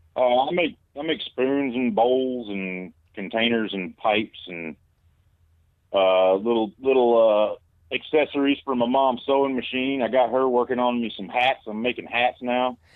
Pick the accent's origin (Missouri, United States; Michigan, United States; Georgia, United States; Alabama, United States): Alabama, United States; I'm from Alabama